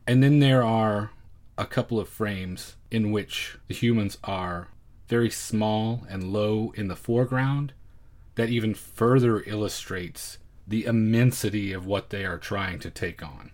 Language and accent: English; United States; as an American viewer